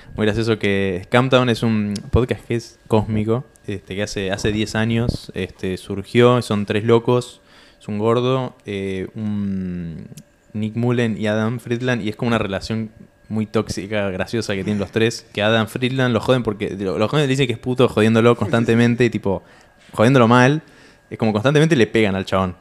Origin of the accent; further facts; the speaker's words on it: Tandil, Buenos Aires Province, Argentina; yo soy de Tandil y hay campo ahí